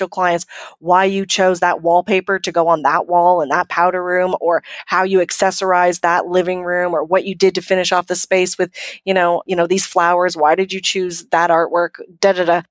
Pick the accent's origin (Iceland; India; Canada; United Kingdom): Canada; I'm from Canada